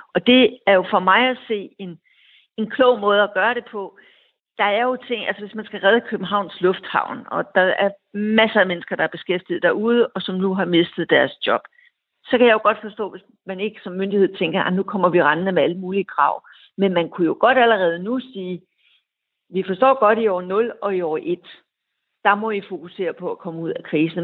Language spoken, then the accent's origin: Danish; Denmark; som dansker